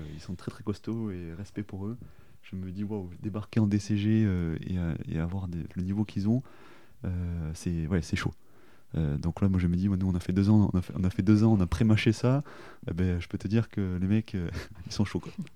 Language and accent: French; Toulouse, Occitania, France; moved away as an adult; also born or lived in Périgueux / Australia; je suis né à Périgueux, mais j'ai fait toute ma vie à Toulouse